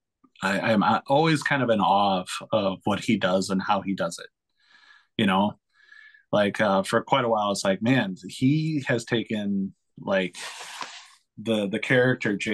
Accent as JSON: {"language": "English", "town": "Darien", "region": "Wisconsin", "country": "United States", "tie": "born or raised there", "said": "I grew up in Darien, Wisconsin"}